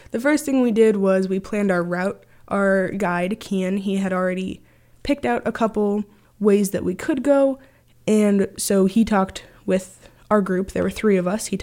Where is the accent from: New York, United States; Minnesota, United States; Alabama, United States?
Minnesota, United States; Grand Marais; I'm from Grand Marais, Minnesota. Grew up here, born and raised